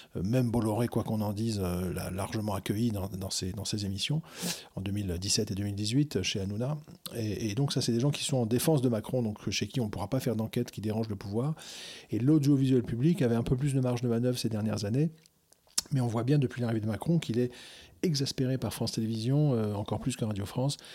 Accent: Algeria; moved away; j'ai grandi en Algérie quand j'étais gamin

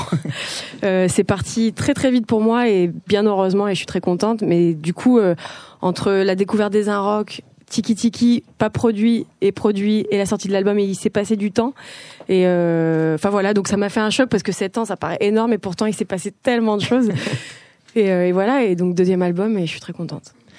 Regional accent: south of France, France; now in Paris, France; je viens du sud de la France et j'ai bougé à Paris pour continuer les beaux arts

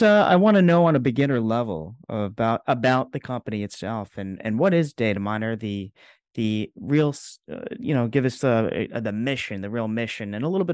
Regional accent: New York City, New York, United States; As a New Yorker

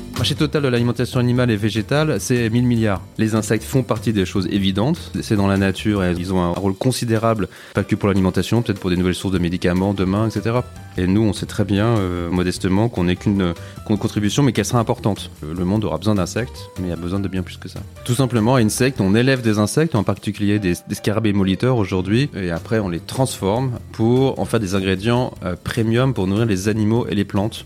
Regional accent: the Alps, France; j'ai grandi dans les Alpes, près de la nature aussi

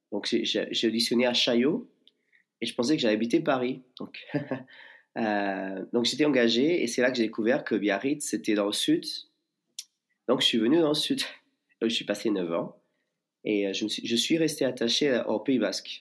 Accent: Portugal; moved away as an adult; also born or lived in Lisbon / New York; now in Bayonne, France; je suis portugais.

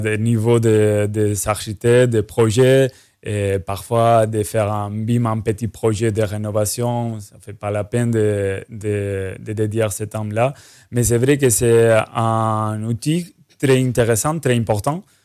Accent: Spain; now in Martinique; je suis espagnol

